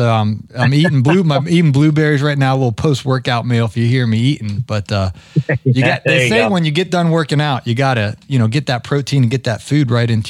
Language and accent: English; Ohio, United States; moved away; when I grew up in Ohio